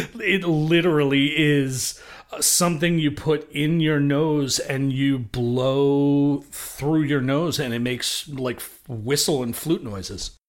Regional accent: New York City, New York, United States; I grew up in Brooklyn, New York

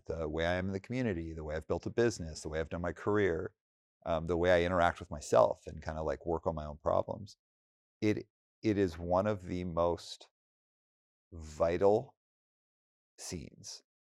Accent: Alberta, Canada; now in Bay Area, United States; I was in Alberta

